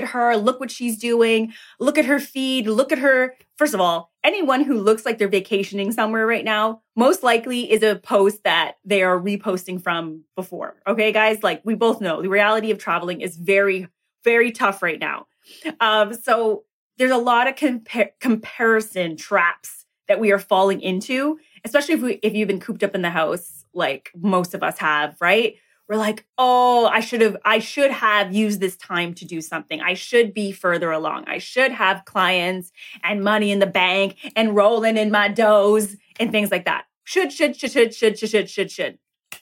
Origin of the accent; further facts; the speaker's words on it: Toronto, Ontario, Canada; I hail from Toronto, Canada